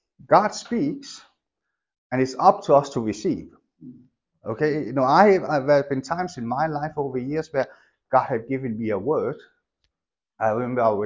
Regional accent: Denmark; moved away; I grew up in Denmark.

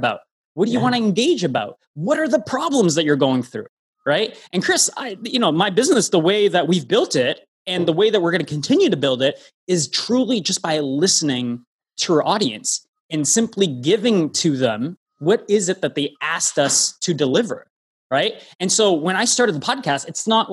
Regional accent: Toronto, Ontario, Canada; I'm from Toronto, hometown originally.

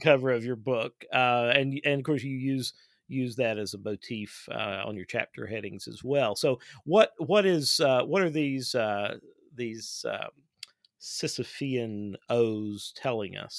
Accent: Clay County, Kentucky, United States; now in Lexington, United States; I am from Clay County, Kentucky, which is in southeastern Kentucky, and that's where I grew up.

